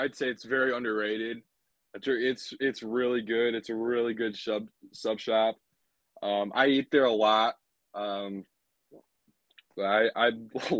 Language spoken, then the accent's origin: English; Granger, Indiana, United States; born or raised there